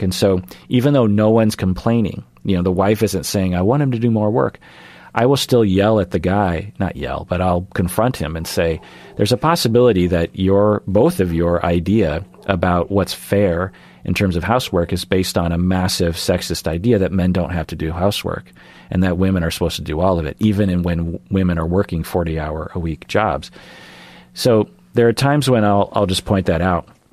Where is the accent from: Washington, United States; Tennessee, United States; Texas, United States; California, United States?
Washington, United States; Sammamish; also born or lived in Ballard, Seattle; growing up in Seattle